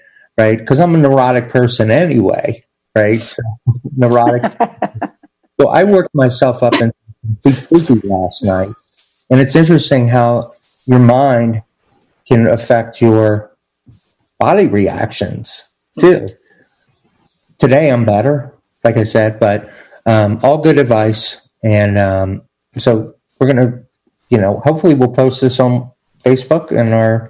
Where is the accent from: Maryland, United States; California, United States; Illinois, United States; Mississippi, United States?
Maryland, United States; Pikesville; I went to Pikesville High School, and Yosef lives there now.